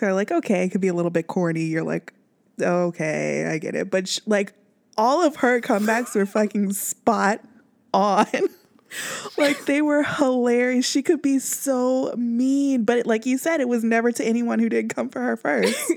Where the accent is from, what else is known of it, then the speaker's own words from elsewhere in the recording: Kansas City, Missouri, United States; moved away; if I'm from Kansas, even out here, if I wear royals out there, like, "You from Kansas City?" I'm like, "Yeah."